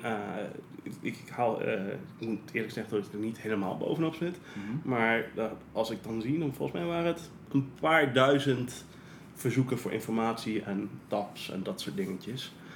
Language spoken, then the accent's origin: Dutch; Netherlands; ik ben eh, geboren en getogen in Nederland